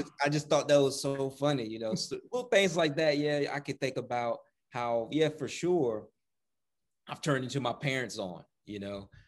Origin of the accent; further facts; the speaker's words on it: the South, United States; we're from the South